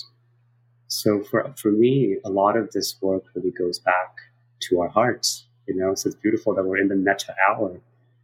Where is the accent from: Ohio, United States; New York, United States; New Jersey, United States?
New York, United States; New York City; also born or lived in South Korea; I grew up in New York City